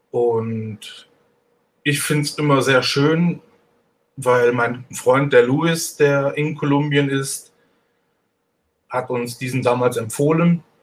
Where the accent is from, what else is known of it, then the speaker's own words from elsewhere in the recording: Cologne, North Rhine-Westphalia, Germany; now in Switzerland; Ich bin, ich bin ein Kölner.